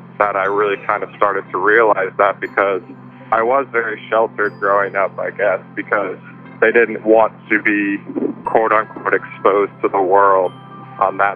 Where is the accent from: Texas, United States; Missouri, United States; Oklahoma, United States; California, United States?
Missouri, United States; St. Louis; moved away; I'm originally from St. Louis, Missouri